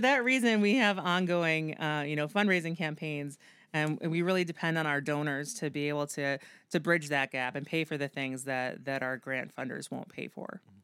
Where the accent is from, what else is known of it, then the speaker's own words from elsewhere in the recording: Amherst, New York, United States; moved away as an adult; also born or lived in Boston; now in Buffalo, United States; I grew up in Western New York. I grew up in Amherst, went to Amherst Central High School